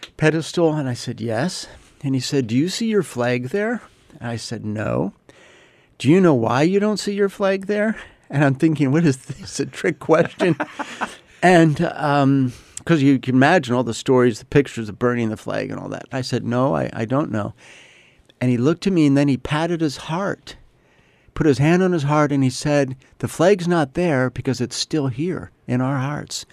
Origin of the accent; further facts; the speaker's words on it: United States; I'm an American